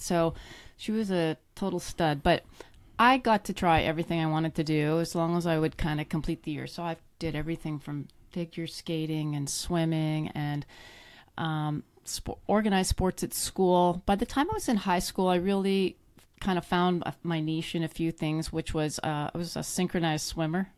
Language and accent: English; Canada; moved away; I grew up in Canada, um, born and raised in the cold climates